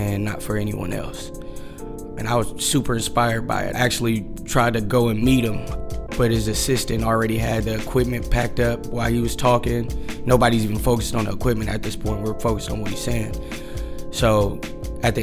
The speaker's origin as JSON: {"language": "English", "town": "Oakland", "region": "California", "country": "United States", "tie": "born or raised there", "said": "Growing up in West Oakland"}